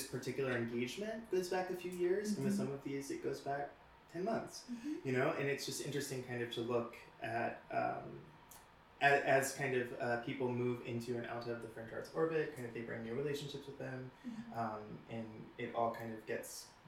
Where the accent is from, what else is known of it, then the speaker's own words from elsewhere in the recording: Central Florida, United States; now in Philadelphia, United States; I grew up in Florida, in like Central Florida.